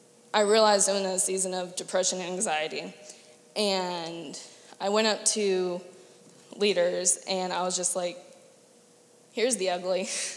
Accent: Andrews Air Force Base, Maryland, United States; born there; I was born on Andrews Air Force Base

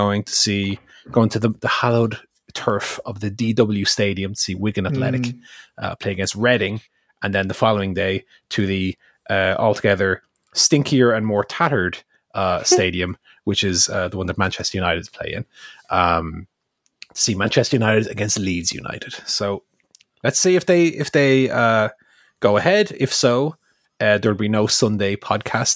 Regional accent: Ireland; Irish person.

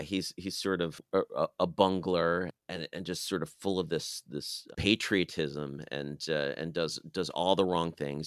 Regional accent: United States; as an American in twenty twenty-two

